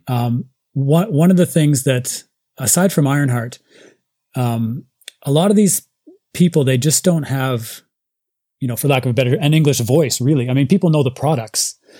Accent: Nelson, British Columbia, Canada; moved away as an adult; now in Japan; I'm originally from a little tiny town called Nelson in British Columbia, Canada

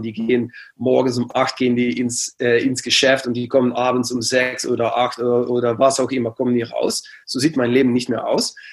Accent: near Aachen, Limburg, Netherlands; German is a second language; ich bin geboren ganz in der Nähe von Aachen, also ähm, das war ja, 10, 15 Minuten von Aachen.

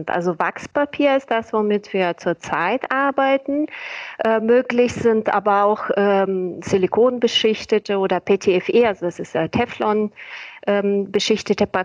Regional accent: Bulgaria; born there; Ich bin gebürtige Bulgarin, das erklärt vielleicht den Zungenbrecher.

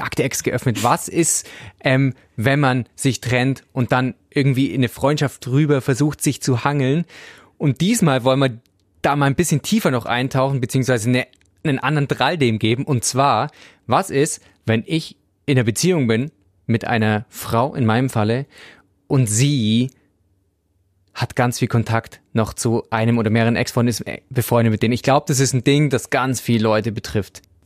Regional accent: Swabia, Germany; ich als Schwabe

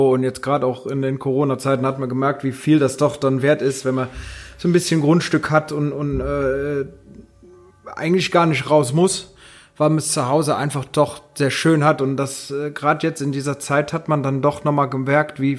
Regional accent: North Rhine-Westphalia, Germany; hat man als Rheinländer immer mal so äh, den Gedanken, oh, ich will mal nach Köln.

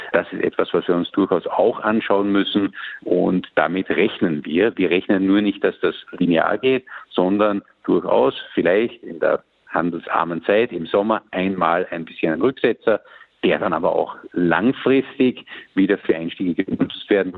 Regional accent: Austria; bei uns in Österreich

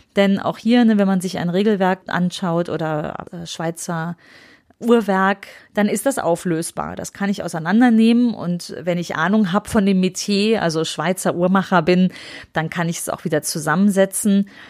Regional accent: Aachen, North Rhine-Westphalia, Germany; Bei uns in Aachen

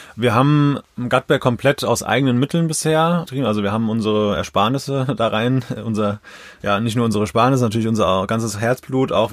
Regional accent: Mainz, Rhineland-Palatinate, Germany; now in Zornheim, Germany; Mainz ist für mich ist einfach meine Heimat, wo ich einfach total verwurzelt bin

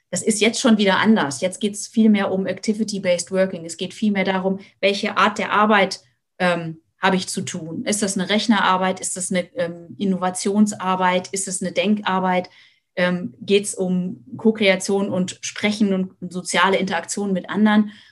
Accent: Lower Saxony, Germany; Ich komme, wie gesagt, aus der Lüneburger Heide und hab, bin auf eigentlich das Auto angewiesen.

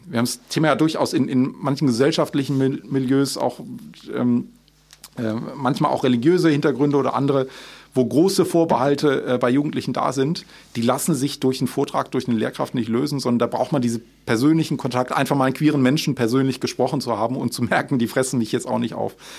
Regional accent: Aachen, North Rhine-Westphalia, Germany; Ich war damals als Schüler selbst aktiv ähm, bei Schlau NRW, ähm, also ein Schulaufklärungsnetzwerk, damals bei uns in Aachen

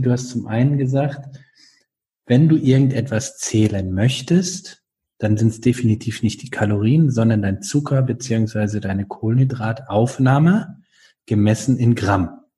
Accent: North Rhine-Westphalia, Germany; now in Baden-Württemberg, Germany; ich bin dort aufgewachsen in Nordrhein-Westfalen

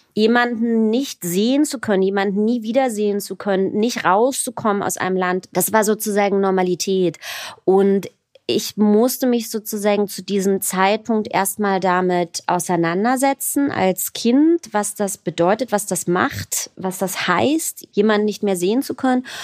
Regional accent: Berlin, Germany; also born or lived in Tel Aviv; ich bin ja in Berlin geboren und in Berlin auch aufgewachsen

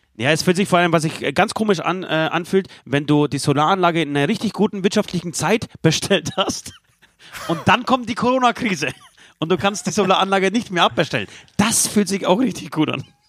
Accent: Poland; moved away; mein Heimatland Polen

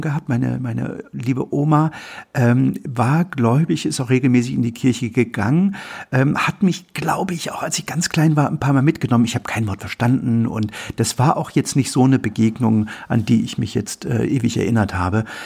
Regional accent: East Germany, Germany; ich bin in der DDR aufgewachsen

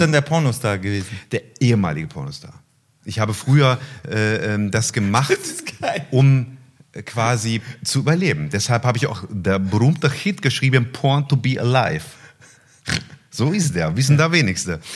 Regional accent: Wuppertal, North Rhine-Westphalia, Germany; Ich komme aus Wuppertal, meine Heimatstadt. Dort geboren, dort werde ich auch leben. Ich lebe

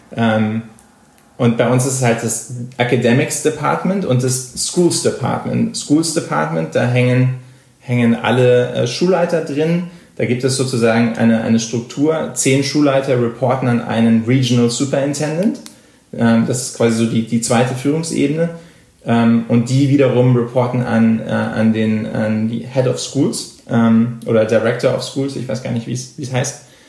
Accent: Germany; moved away as an adult; now in United States; als Deutscher hier in die USA kommst

